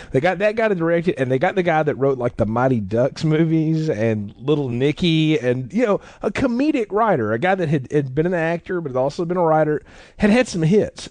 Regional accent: the South, United States; growing up in the South

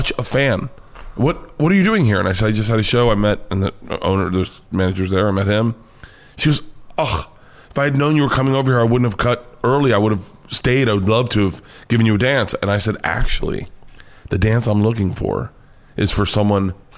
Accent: Florida, United States; moved away; I grew up in Florida.

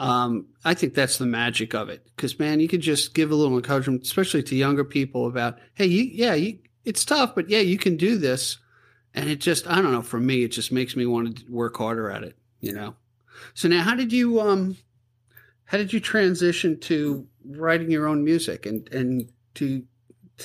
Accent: Island Trees, New York, United States; I grew up in Island Trees right down the block

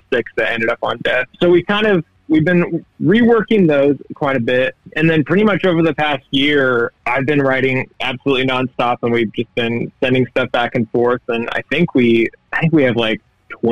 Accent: Oregon, United States; also born or lived in Denton, Texas; I grew up here in Oregon, but I did live in Denton for a couple years.

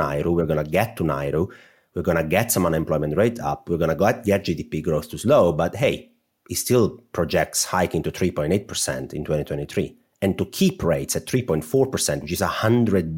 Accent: Italy; accent: Italian; I'm going to say this with my Italian accent

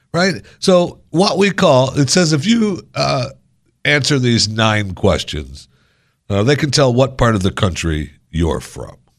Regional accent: Michigan, United States; moved away; also born or lived in Florida; I grew up in Michigan

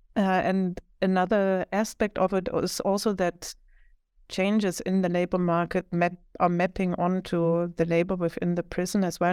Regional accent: Leipzig, Saxony, Germany; moved away as an adult; also born or lived in Philadelphia; now in Sweden; I'm originally from Germany, more specifically Leipzig, which is like one and a half hours from Berlin in the former eastern part of Germany

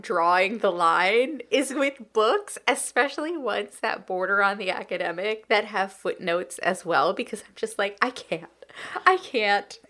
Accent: California, United States; as a Californian

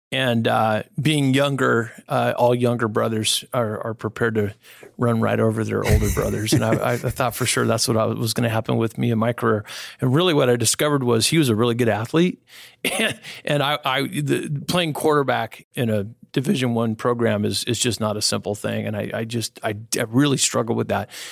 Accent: Northern California, United States; I was born and raised here in Northern California

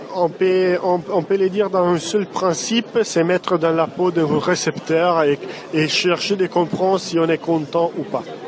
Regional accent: Italy; French is a second language; Je suis italien

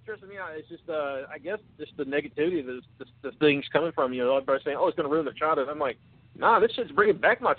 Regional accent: Warner Robins, Georgia, United States; Warner Robins, same as Hannah.

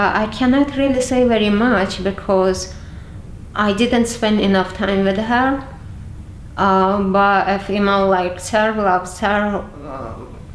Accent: Dagestan, Russia; moved away as an adult; now in London, United Kingdom; In a part where I grew up in the Republic of Dagestan

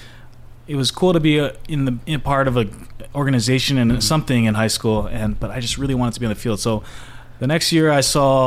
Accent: Honolulu, Hawaii, United States; Born and raised Honolulu

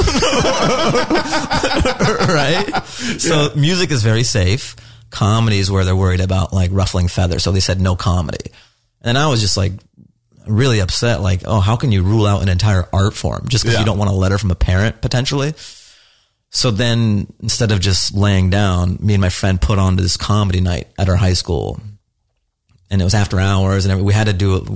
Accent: Seattle, Washington, United States; I'm an Afghan American. I was born in Seattle. I'm very American

